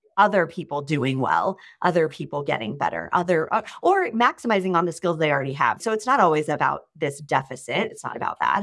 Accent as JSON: {"language": "English", "town": "Sacramento", "region": "California", "country": "United States", "also_born_or_lived": "Ohio", "moved": "as an adult", "lives_now": "Los Angeles, United States", "said": "I'm actually originally from Northern California, so the Sacramento area"}